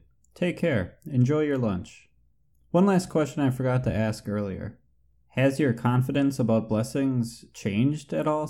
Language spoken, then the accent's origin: English; United States; I am from the United States.